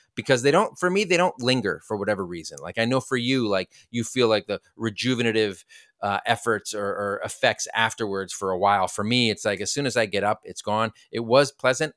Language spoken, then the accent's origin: English; United States; we're American.